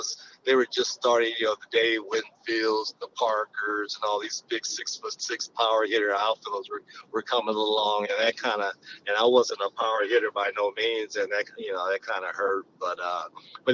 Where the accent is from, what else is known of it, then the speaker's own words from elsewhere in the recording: Oakland, California, United States; I grew up in Oakland, where, you know, there were a lot of great players